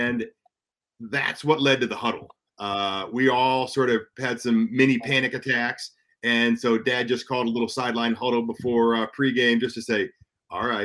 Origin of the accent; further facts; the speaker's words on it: Houston, Texas, United States; moved away; I'm from Houston